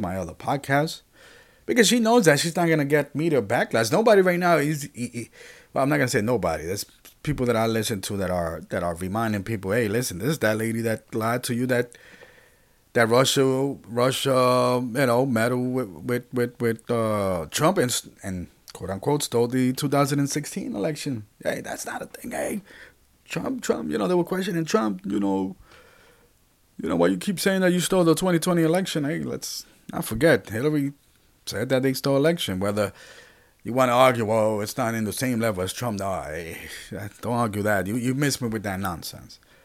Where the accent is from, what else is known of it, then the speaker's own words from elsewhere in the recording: Puerto Rico; I'm from Puerto Rico.